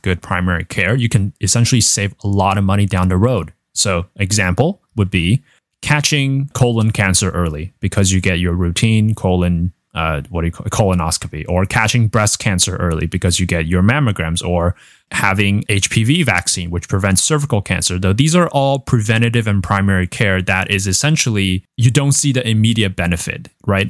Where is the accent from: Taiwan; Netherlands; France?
Taiwan; now in United States; growing up in Taiwan with universal healthcare and you can imagine the culture shock when I moved here